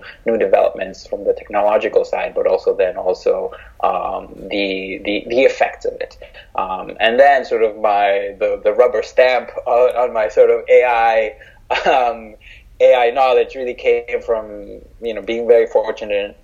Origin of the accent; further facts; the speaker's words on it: Mexico; I'm from Mexico